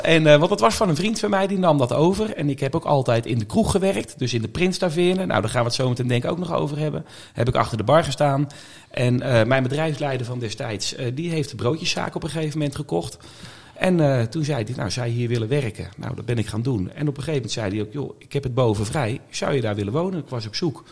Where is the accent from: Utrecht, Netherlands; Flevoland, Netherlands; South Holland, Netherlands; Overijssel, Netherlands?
Utrecht, Netherlands; Oudewater; moved away as an adult; also born or lived in Gouda; now in The Hague, Netherlands; Ik ben geboren en getogen verder nou ja, getogen, laat ik het zo zeggen, in Oude Water